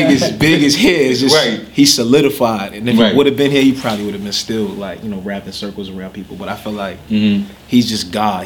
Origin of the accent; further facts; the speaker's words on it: New York City, New York, United States; I was born in Brooklyn too, but I lived like in Crown Heights.